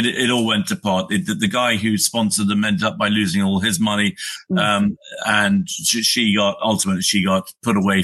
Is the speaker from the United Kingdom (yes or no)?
yes; United Kingdom; I'm a Brit, I live in the UK